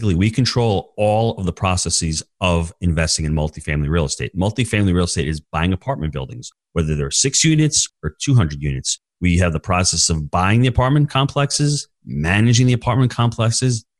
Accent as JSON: {"language": "English", "region": "New York", "country": "United States", "tie": "born or raised there", "moved": "as an adult", "lives_now": "St. Augustine, United States", "said": "I was born in New York, raised in New York like Dennis."}